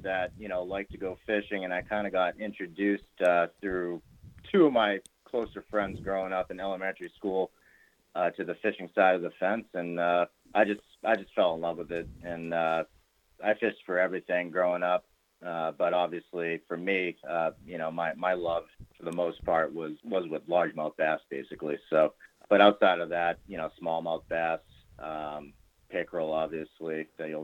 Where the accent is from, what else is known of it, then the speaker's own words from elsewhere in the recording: North Attleboro, Massachusetts, United States; moved away as an adult; also born or lived in South Plymouth, Massachusetts; grew up in North Attleboro, Massachusetts